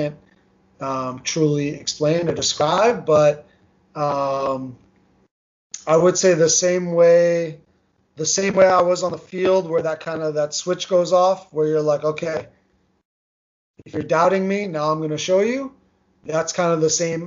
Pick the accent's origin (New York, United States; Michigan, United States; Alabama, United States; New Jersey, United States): New Jersey, United States; first language Armenian; English is a second language; I grew up in New Jersey. Armenian was my first language. I spoke English with an accent